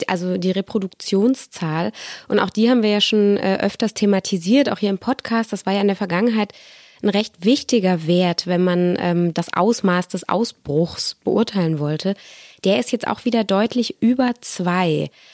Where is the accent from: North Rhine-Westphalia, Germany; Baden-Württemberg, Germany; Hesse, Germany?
Baden-Württemberg, Germany; Stuttgart; moved away; Ich bin selbst in Stuttgart geboren und aufgewachsen.